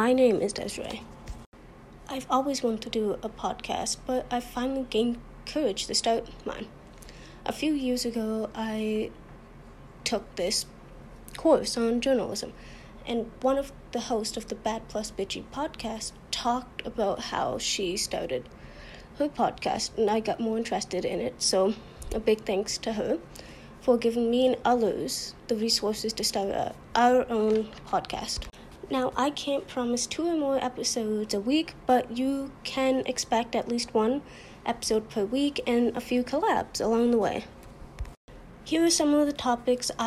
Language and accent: English; Canada